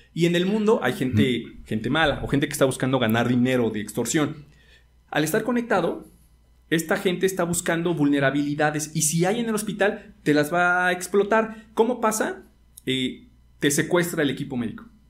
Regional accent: Mexico; porque como mexicanos, yo soy de escuela pública, 100%

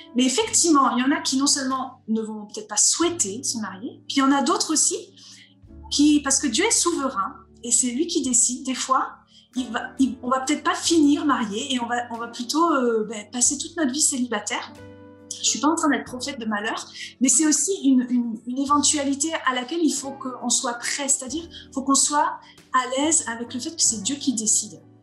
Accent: Vosges, Grand Est, France; moved away as an adult; also born or lived in Alsace; now in Montpellier, France; je suis plutôt une fille du Nord-Est. Hein. Je suis née dans les Vosges, j'ai habité en Alsace

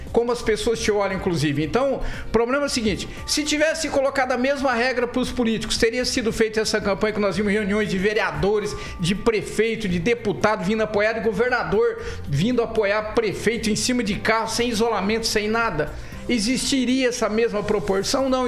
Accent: Maringá, Paraná, Brazil; Eu sou de Maringá

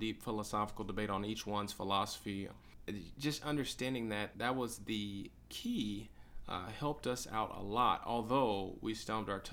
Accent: Kansas City, Missouri, United States; I grew up in Kansas City, Missouri

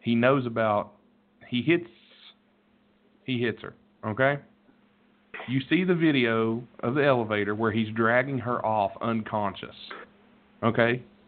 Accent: West Virginia, United States; I'm from West fucking Virginia. I was born in white trash.

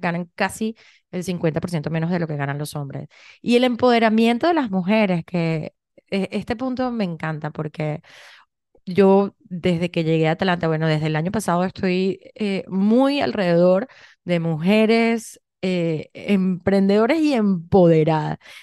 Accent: Venezuela; moved away; yo vengo de Venezuela

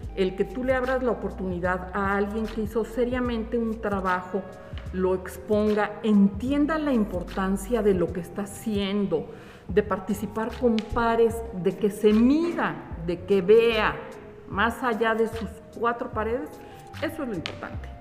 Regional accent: Mexico; Una de las grandes características que tenemos, yo creo que como mexicanos, como nacionalidad, tiene que ver con la creatividad

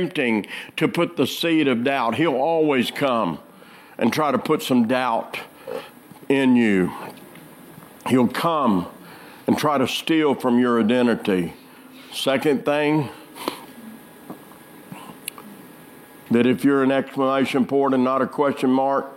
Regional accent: Arkansas, United States; I'm from Arkansas

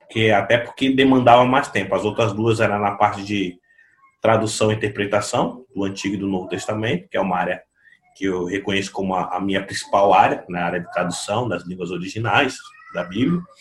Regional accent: São Vicente, São Paulo, Brazil; Eu sou de São Vicente, também uma, uma cidade cercada de, de, de favelas

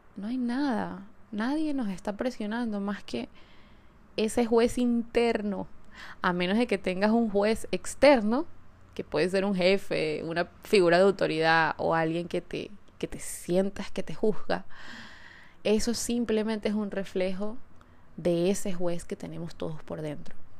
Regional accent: Caracas, Capital District, Venezuela; moved away; episodio lo estoy grabando desde Caracas, desde mi ciudad natal

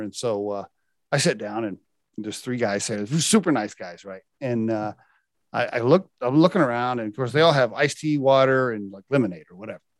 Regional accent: Oklahoma, United States; I grew up in Oklahoma, which is a very conservative religious

